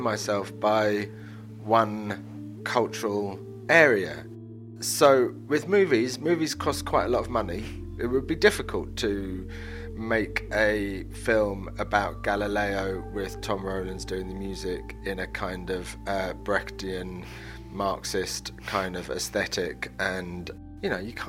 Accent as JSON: {"language": "English", "region": "London", "country": "United Kingdom", "tie": "born or raised there", "said": "when we were growing up in London, we used to go to this pub called the Old Red Lion in Islington."}